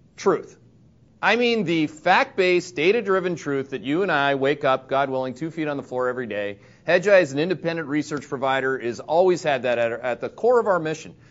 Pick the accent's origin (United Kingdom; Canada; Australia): Canada; now in Connecticut, United States; I'm a Canadian green card holder